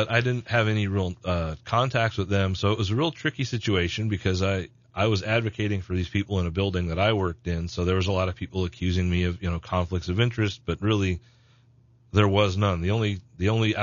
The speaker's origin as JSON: {"language": "English", "town": "Jerome", "region": "Arizona", "country": "United States", "tie": "born or raised there", "said": "I was born and raised in Jerome, Arizona"}